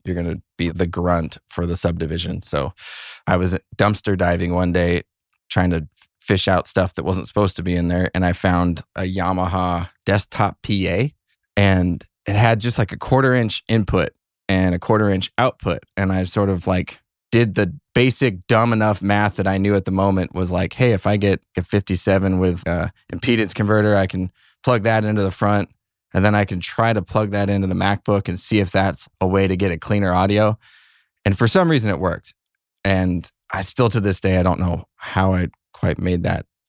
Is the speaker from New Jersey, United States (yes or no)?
no; Cave Creek, Arizona, United States; I grew up in a little town called Cave Creek, Arizona